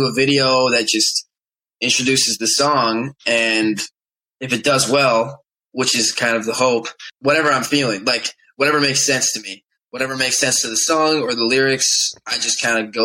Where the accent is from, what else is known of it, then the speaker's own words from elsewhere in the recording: Monroe, Washington, United States; I am 18 years old, and I'm from Monroe, Washington